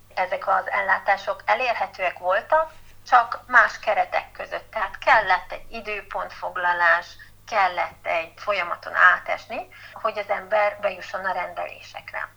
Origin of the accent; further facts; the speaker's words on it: Miskolc, Borsod-Abaúj-Zemplén, Hungary; moved away as an adult; also born or lived in Budapest; Miskolci vagyok, és szeretem ezt a várost, szeretek itt élni